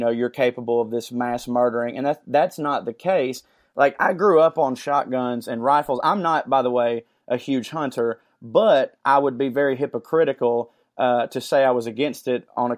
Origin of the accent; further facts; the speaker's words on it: Chickamauga, Georgia, United States; I'm from the Deep South, Chickamauga, Georgia